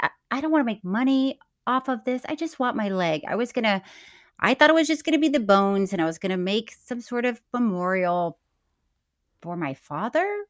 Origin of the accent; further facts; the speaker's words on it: Florida, United States; moved away; I'm from Florida.